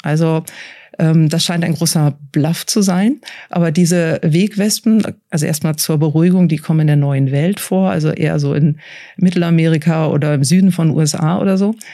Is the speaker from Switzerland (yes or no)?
yes; Switzerland; bei uns in der Schweiz